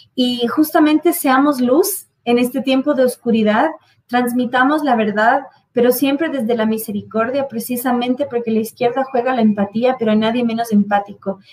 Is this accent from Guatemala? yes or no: no; United States; Ya lo era en mi niñez en Estados Unidos